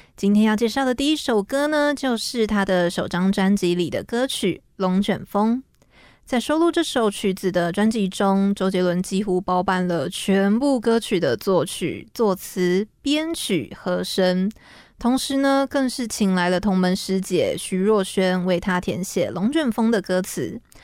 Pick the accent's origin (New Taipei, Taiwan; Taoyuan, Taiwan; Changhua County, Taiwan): Taoyuan, Taiwan; now in Taipei, Taiwan; 其实，嗯，我是桃园人嘛